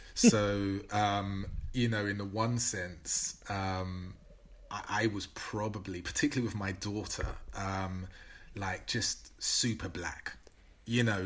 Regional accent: London, United Kingdom; growing up in Newham

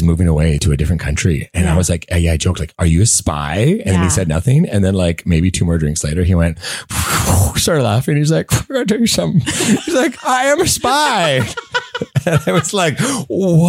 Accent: Langley, British Columbia, Canada; I'm from Langley

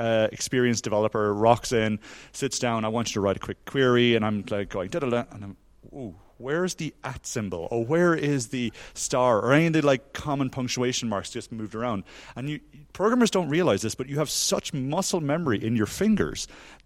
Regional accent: Ireland; moved away as an adult; also born or lived in South Africa; now in Norway

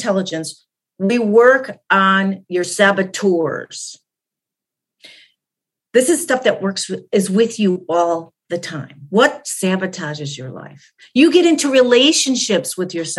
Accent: Chicago, Illinois, United States; I'm Polish by nature. That is, I grew up in Chicago

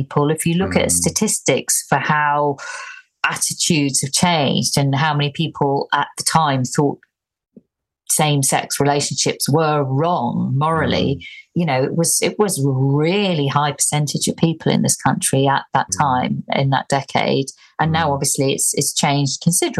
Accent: Ormskirk, North West England, United Kingdom; now in Bromley, United Kingdom; I grew up in a place in the northwest called Ormskirk

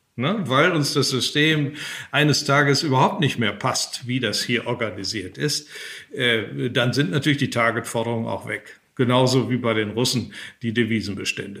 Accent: Germany; als Deutsche

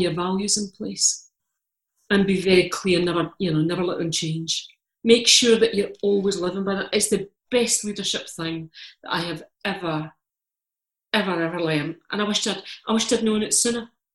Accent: Scotland, United Kingdom; I'm Scottish. I'm Calvinist.

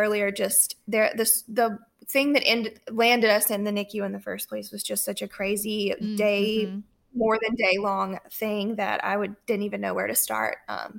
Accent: Alabama, United States; moved away as an adult; now in South Carolina, United States; I'm actually from Alabama, but in September of 2022, we moved to South Carolina.

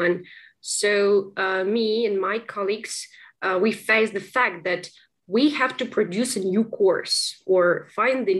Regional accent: Kropyvnytskyi, Kirovohrad Oblast, Ukraine; English is a second language; moved away as an adult; also born or lived in Kyiv, Ukraine; now in London, United Kingdom; So, I'm from Kyiv, but my native town is Kropyvnytsky, which is in central Ukraine.

